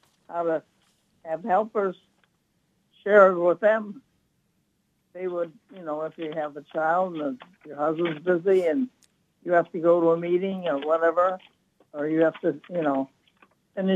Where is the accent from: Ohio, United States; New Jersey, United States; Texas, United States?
Ohio, United States; Canton; moved away; I'm from Canton, Ohio, and I was at the art school there